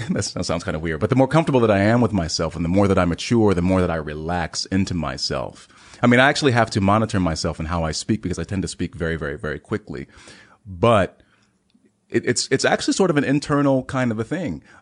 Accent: Heidelberg, Baden-Württemberg, Germany; born there; I'm a military brat, so maybe you know every three to four years, my life was uprooted. I was born in Heidelberg, Germany.

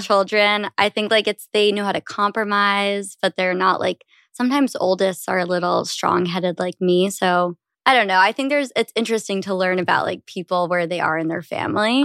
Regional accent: New York, United States; I am thirty years old and I'm from New York, but the suburbs

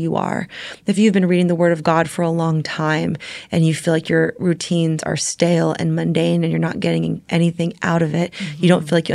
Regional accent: Bay Area, California, United States; I grew up in the Bay Area where social media started

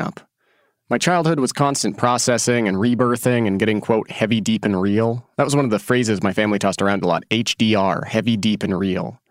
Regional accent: Oregon, United States; born or raised there; moved away as an adult

